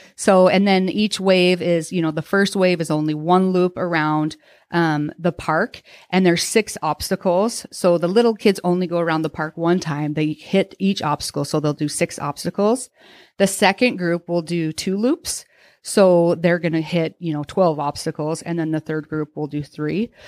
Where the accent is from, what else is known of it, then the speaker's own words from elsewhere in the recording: Utah, United States; moved away as an adult; now in Coeur d'Alene, United States; I grew up in Utah, I went to Southern Utah University.